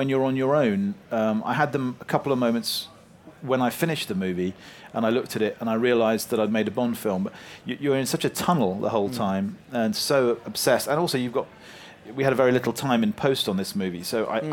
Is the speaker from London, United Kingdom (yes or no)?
yes; London, United Kingdom; me growing up in North London